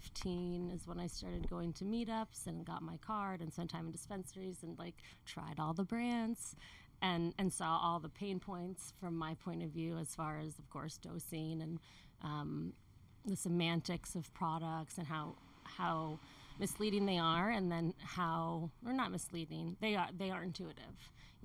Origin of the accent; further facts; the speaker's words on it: Connecticut, United States; moved away as an adult; also born or lived in New York; now in California, United States; Connecticut, and I lived in New York before California.